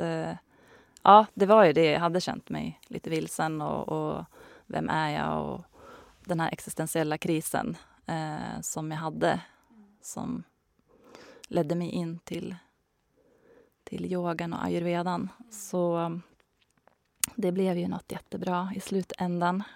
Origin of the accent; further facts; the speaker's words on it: Hälsingland, Gävleborg County, Sweden; moved away as an adult; also born or lived in Stockholm; now in Bollnäs, Sweden; Jag är uppvuxen i Hälsingland.